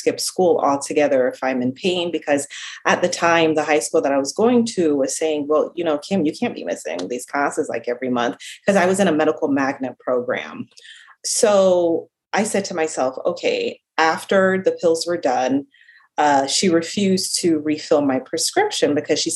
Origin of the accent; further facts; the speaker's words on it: Jamaica; accent: slight Jamaican accent; also born or lived in South Central Florida; now in Florida, United States; I'm originally from Jamaica. So if you hear like a slight accent every now and then, that is my Jamaican